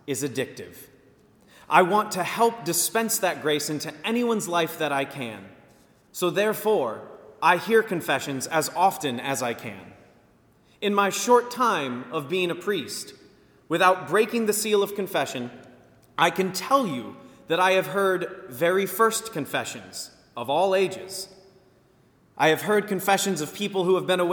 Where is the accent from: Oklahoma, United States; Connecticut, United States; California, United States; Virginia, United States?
Virginia, United States; Virginia Beach; I am from Virginia Beach, born and raised